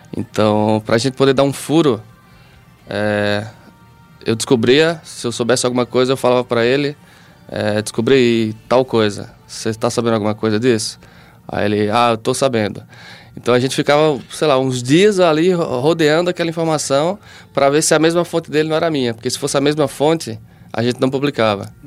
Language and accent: Portuguese; Campina Grande, Paraíba, Brazil; sou de Campina Grande